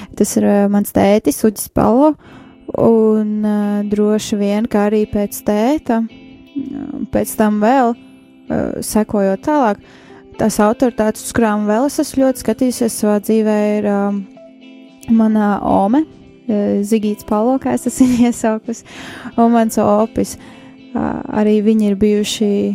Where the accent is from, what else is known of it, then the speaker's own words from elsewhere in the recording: Riga, Latvia; es esmu no Rīgas. Dzīvoju, uzaugu Rīgā